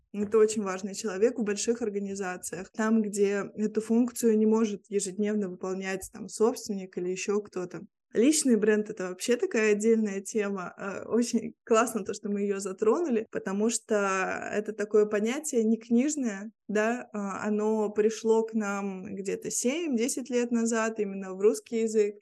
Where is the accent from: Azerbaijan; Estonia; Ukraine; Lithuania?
Lithuania; Vilnius, Vilnius County; first language Russian; я живу в Вильнюсе, в Литве, а, здесь родилась